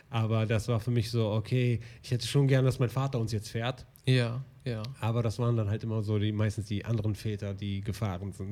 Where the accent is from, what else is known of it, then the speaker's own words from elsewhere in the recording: Germany; German is a second language; also born or lived in Morocco; Ich habe zuerst meine Muttersprache gelernt. Weil ich kam, ich bin ja in Marokko geboren.